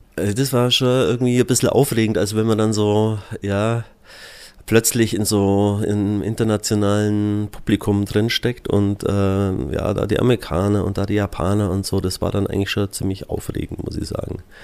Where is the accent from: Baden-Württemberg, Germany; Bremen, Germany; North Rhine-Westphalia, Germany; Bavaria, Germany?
Bavaria, Germany; Füssen; also born or lived in Alterschrofen / Augsburg; ich bin ja gebürtiger Füssner und im ersten Teil meiner Jugend auch in Füssen gelebt